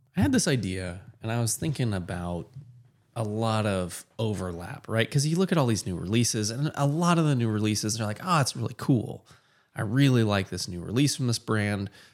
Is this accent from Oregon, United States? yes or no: yes; Portland, Oregon, United States; moved away; also born or lived in Texas; I grew up in Portland and was by default a Mariners fan